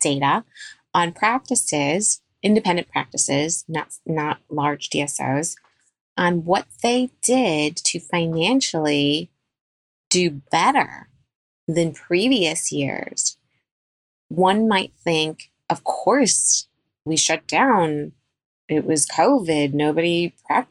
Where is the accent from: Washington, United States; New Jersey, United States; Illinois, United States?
Illinois, United States; Chicago; I am a pediatric dentist born and raised in Chicago